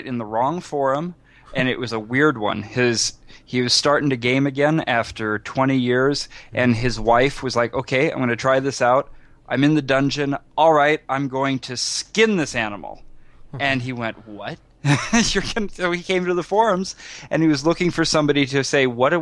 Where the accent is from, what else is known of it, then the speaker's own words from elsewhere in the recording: Iowa, United States; now in New York City, United States; I am originally from Iowa, which is where I started gaming